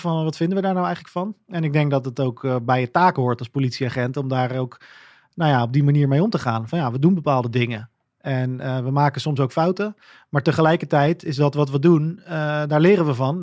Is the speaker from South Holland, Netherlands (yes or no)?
yes; Gouda, South Holland, Netherlands; Ik kom denk ik uit een vrij eh, doorsnee gezin uit Gouda